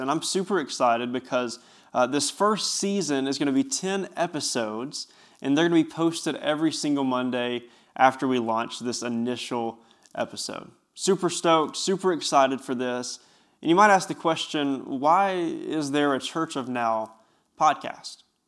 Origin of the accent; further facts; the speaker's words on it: Bristol, Tennessee, United States; I grew up in Bristol, Tennessee, which is only about ten minutes from where I'm working right now.